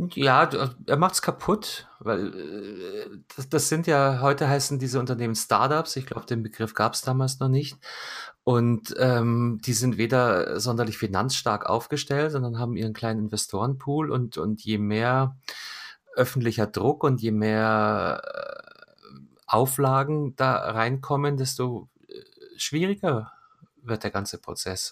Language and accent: German; Munich, Bavaria, Germany; Ich komme direkt aus München